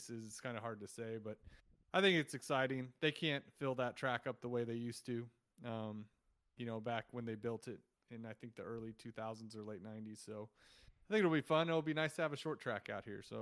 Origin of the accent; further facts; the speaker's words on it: Fresno, California, United States; also born or lived in San Francisco; I grew up in Fresno, California, which is basically smack in the middle of California.